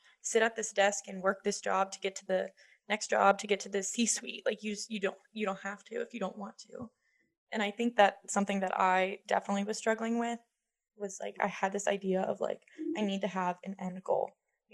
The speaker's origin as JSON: {"language": "English", "town": "Pittsburgh", "region": "Pennsylvania", "country": "United States", "tie": "born or raised there", "also_born_or_lived": "Auburn", "moved": "yes", "said": "I'm from Pittsburgh, so not quite as big as Atlanta, but definitely grew up with the city close"}